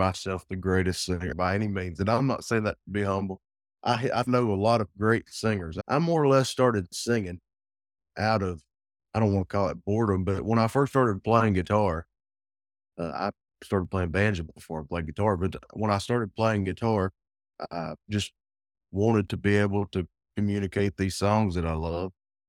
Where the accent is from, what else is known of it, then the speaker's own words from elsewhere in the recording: Appalachia, United States; Growing up in the Appalachian Mountains in general, there's music everywhere.